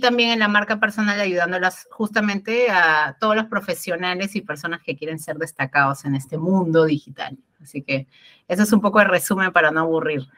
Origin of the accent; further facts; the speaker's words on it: Peru; de Perú